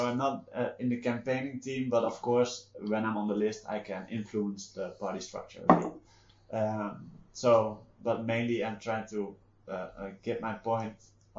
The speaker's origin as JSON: {"language": "English", "country": "Netherlands"}